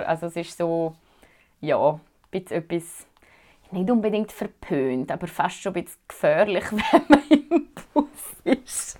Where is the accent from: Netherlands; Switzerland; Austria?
Switzerland; Zurich; moved away as an adult; now in Thunder Bay, Canada; mich als Schweizerin